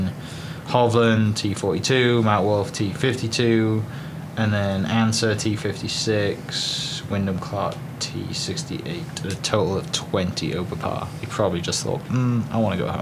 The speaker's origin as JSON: {"language": "English", "area": "Welsh", "region": "Wales", "country": "United Kingdom", "said": "me being Welsh"}